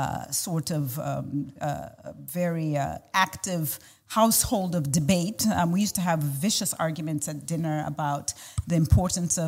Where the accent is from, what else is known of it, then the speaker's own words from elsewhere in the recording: Zambia; moved away as an adult; also born or lived in United States; I was born and raised in Zambia